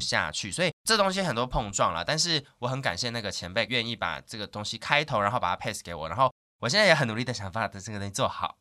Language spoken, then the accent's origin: Chinese; Taoyuan, Taiwan; accent: Sixian Hakka; also born or lived in Hsinchu; 我自己是桃园人